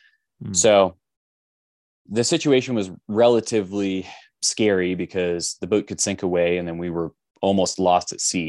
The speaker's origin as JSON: {"language": "English", "town": "Los Angeles", "region": "California", "country": "United States", "moved": "yes", "lives_now": "Utah, United States", "said": "originally I'm from Los Angeles"}